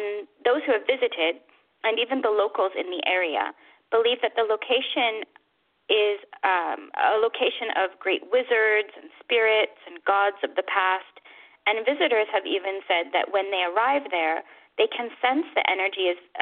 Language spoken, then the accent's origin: English; United States; accent: American; my American accent